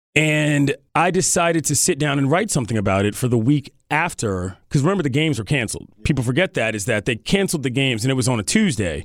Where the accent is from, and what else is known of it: Washington, District of Columbia, United States; born or raised there